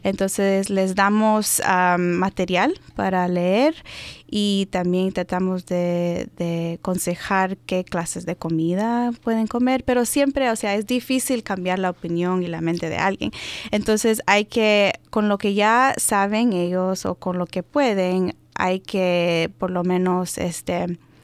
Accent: Maryland, United States; first language Spanish; nací aquí, en los Estados Unidos, en Maryland.

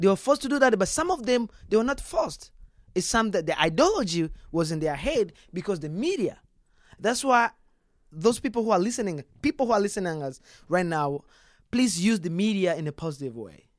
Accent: DR Congo; now in Texas, United States; that's where we was we were born

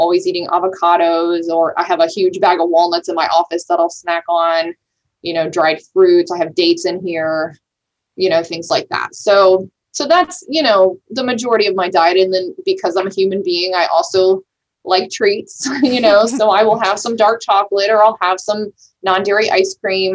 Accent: Italy; moved away; I grew up in Italy

